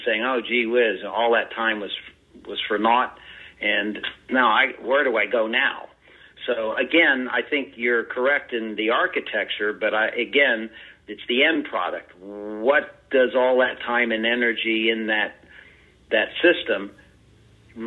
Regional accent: Ohio, United States; that's my home state, our home state.

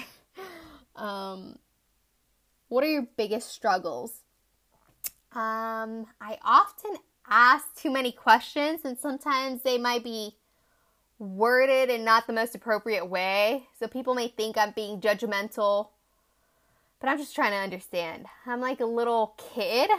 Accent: Tucson, Arizona, United States; moved away as an adult; now in Chongqing, China; I grew up in sunny little town called Tucson, Arizona

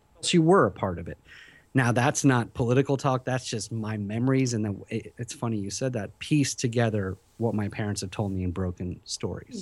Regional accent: Philadelphia, Pennsylvania, United States; moved away as an adult; also born or lived in Tehran, Iran; Then we moved to Philadelphia, where I was till I was, you know, twenty-five years old

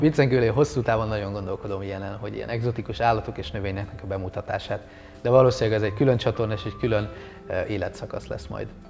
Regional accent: Hungary; also born or lived in Bali, Indonesia; milyen magyarként élni

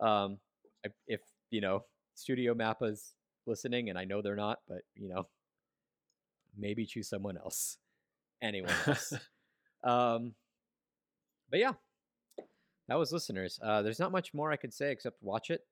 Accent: United States; as an American fan, a, like, as an English-speaking fan

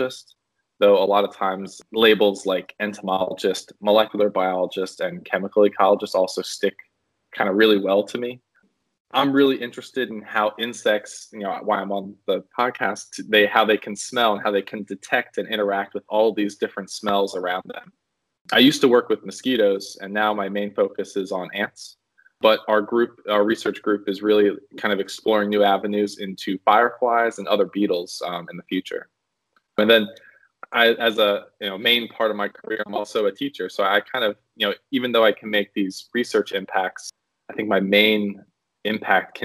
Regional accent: New Jersey, United States; moved away as an adult; also born or lived in Medford, New Jersey / Cape May, New Jersey; now in Middlebury, United States; So I am originally from South Jersey. I grew up in Medford, New Jersey, and then moved down halfway through my childhood to Cape May, New Jersey

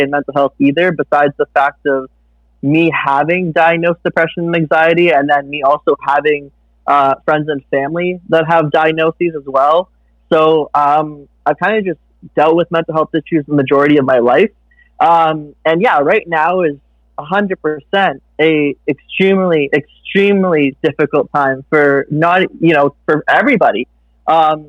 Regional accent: Mississauga, Ontario, Canada; just outside of Toronto. Actually, I'm from Mississauga

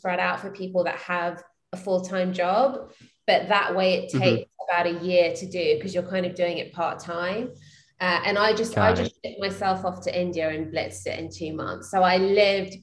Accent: London, United Kingdom; moved away as an adult; now in Austin, United States; I'm from London. So I moved here 3 years ago after I got married

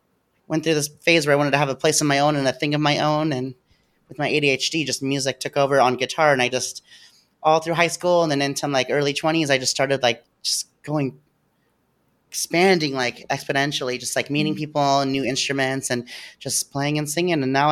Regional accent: Auburn, Washington, United States; I grew up in Auburn and was raised in Yale.

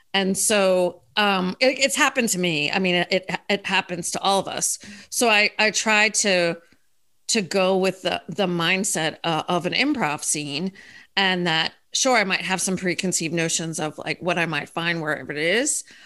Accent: Philadelphia, Pennsylvania, United States; moved away as an adult; also born or lived in Denver, Colorado; now in Florida, United States; I'm from Philadelphia originally

